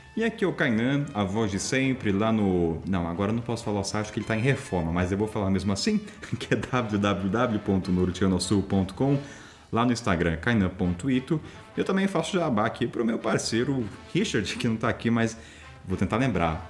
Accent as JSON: {"language": "Portuguese", "country": "Brazil", "said": "eu sou brasileiro"}